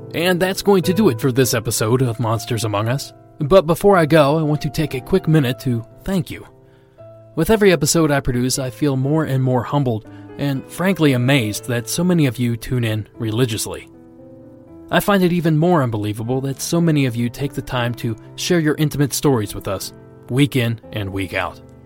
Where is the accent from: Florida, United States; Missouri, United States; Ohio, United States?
Ohio, United States; I grew up in Ohio